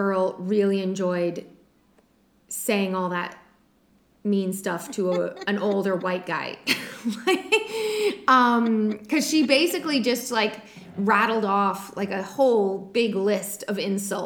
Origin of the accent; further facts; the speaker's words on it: New England, United States; we're from New England